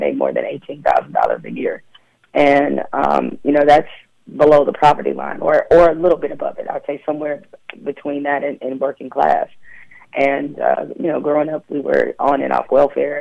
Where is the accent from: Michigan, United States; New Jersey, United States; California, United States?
Michigan, United States; Detroit; also born or lived in East Lansing, Michigan; I was raised in Detroit and grew up at Michigan State